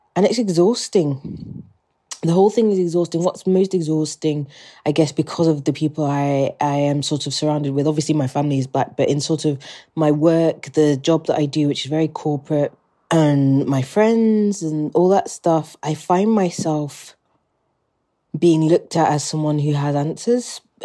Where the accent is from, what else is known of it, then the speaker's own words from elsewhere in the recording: England, United Kingdom; accent: British; you can probably tell by my accent that I'm British